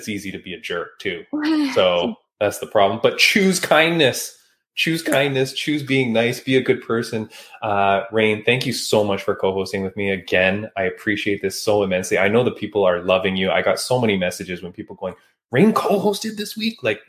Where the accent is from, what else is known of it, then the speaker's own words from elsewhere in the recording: Canada; I was born in Canada, born and raised, but my dad is from Hong Kong